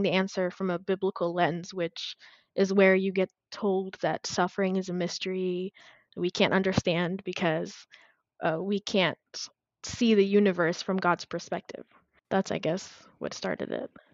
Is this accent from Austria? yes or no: no; Addis Ababa, Ethiopia; moved away as an adult; also born or lived in Texas, United States; now in United States; I was born and raised in Addis Ababa, which is the capital city of Ethiopia. I came to the U.S. when I was about 18 years old.